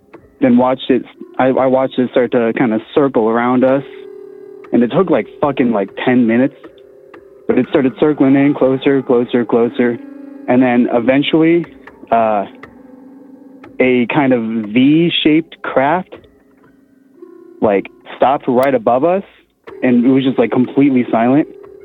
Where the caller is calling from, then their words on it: Colorado, United States; from Colorado.